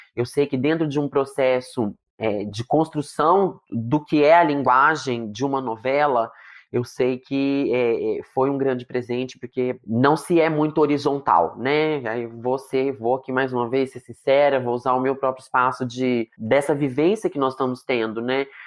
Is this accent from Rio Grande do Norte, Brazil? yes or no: no; Marília, São Paulo, Brazil; also born or lived in Londrina; Eu sou de Marília, hoje em dia moro em Marília de novo